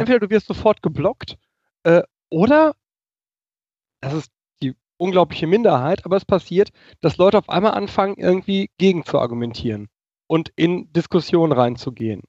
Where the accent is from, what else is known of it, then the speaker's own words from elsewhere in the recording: Germany; kann ich als Deutscher